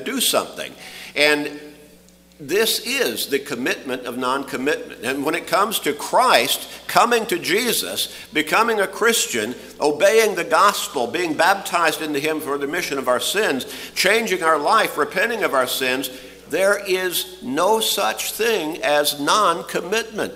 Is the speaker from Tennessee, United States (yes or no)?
no; Chicago, Illinois, United States; as a really young boy growing up in Chicago